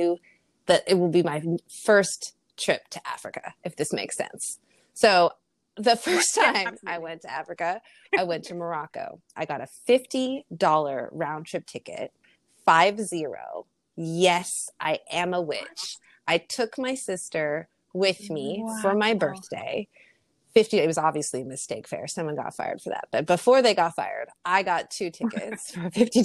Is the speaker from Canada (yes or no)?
yes; Canada; Being Canadian, thought that, oh, those years of French that I had growing up, that'll cover me